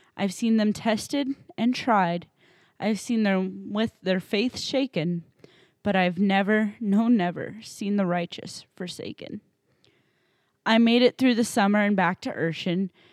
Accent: New Hampshire, United States; moved away as an adult; also born or lived in Saint Louis, Missouri; now in Illinois, United States; I grew up in New Hampshire for eighteen years

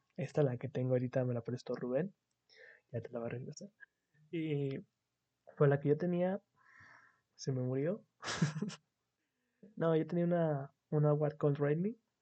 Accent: Mexico; como buen mexicano

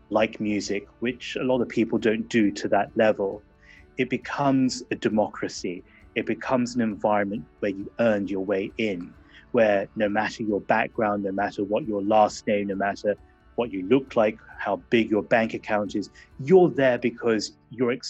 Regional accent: England, United Kingdom; it was difficult growing up in England in the 1980s

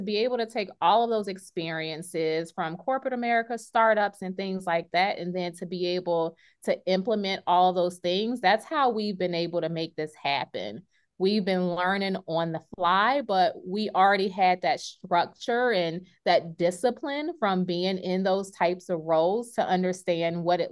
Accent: Richmond, Virginia, United States; now in Las Vegas, United States; I am originally from Richmond, Virginia, and that's how I know Melissa from elementary school. But right now I am actually based out of Las Vegas, Nevada.

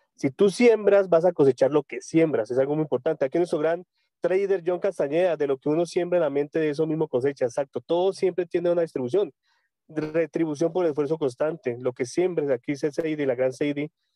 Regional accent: Tunja, Boyacá, Colombia; yo soy de Colombia, yo soy de Tunja, Boyacá, una ciudad muy hermosa cerca de la capital de Bogotá.

